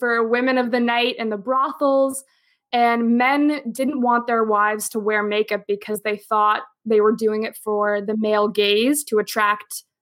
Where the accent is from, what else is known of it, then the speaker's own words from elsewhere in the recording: outside of Toronto, Ontario, Canada; moved away as an adult; also born or lived in New York City / Geneva, Switzerland / Boston; I'm from Canada, and we're both from outside of Toronto